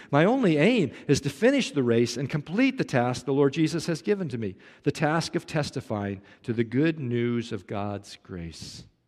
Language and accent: English; Kansas City, Missouri, United States; moved away; I grew up in Kansas City